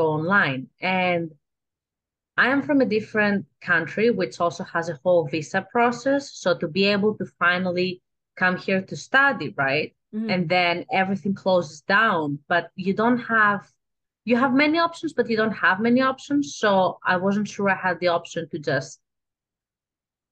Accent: Athens, Attica, Greece; accent: Greek; English is a second language; moved away as an adult; now in Los Angeles, United States; I am from Greece, Athens, Greece. I grew up there

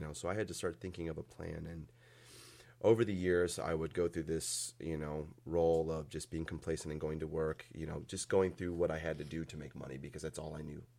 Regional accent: Valparaiso, Indiana, United States; also born or lived in Chesterton, Indiana; when I was probably three years old, we moved out here to Valpo, or out to Valpo and stayed there

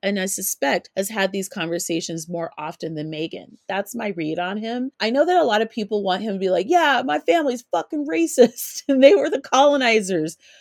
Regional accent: Colorado, United States; also born or lived in California; an African American who grew up in Colorado and was born in California. I was, I didn't grow up in California. I grew up in Colorado

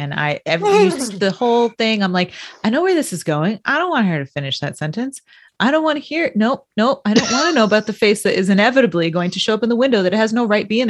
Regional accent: Connecticut, United States; we grew up in Connecticut.

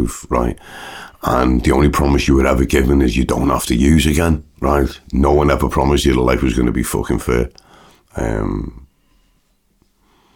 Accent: Liverpool, North West England, United Kingdom; I'm a Scouser.

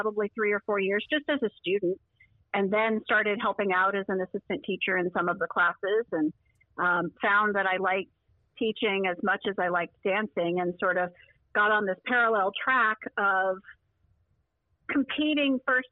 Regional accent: Lexington, Kentucky, United States; moved away; I am now back in my hometown, which is Lexington, Kentucky

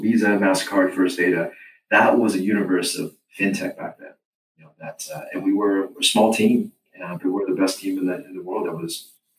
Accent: Canada; Just as a Canadian, you know, coming into the U.S. market, trying to compete, you know, with a number of great students, it was hard.

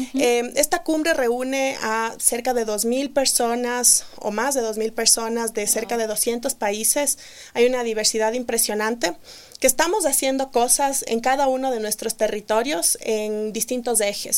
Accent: Ecuador; also born or lived in Melbourne, Australia; somos tres mujeres ecuatorianas que fundamos esta empresa

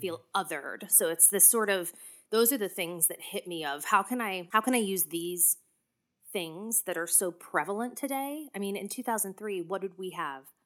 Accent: Clinton, New Jersey, United States; I'm from Clinton, or as I like to say, Clinton

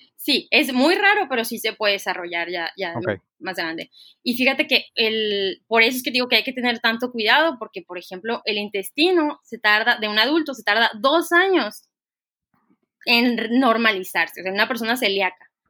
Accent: Ciudad Obregón, Sonora, Mexico; moved away as an adult; also born or lived in France / Puebla; yo soy originaria de Ciudad Obregón, Sonora

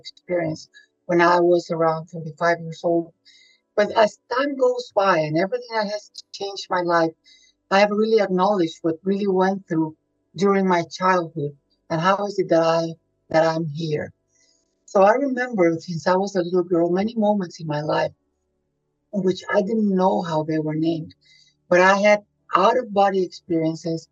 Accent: Monterrey, Nuevo León, Mexico; moved away; I'm originally from Monterrey, Mexico.

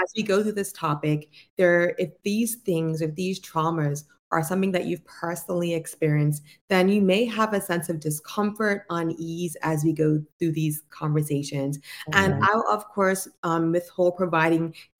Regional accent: Bermuda; also born or lived in United States; I'm born in the beautiful island of Bermuda. So I'm a Bermuda-based clinician that was trained in the U.S.

